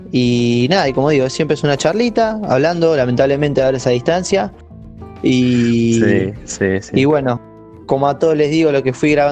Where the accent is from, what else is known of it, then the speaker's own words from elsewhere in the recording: Mar del Plata, Buenos Aires Province, Argentina; Yo soy de Mar.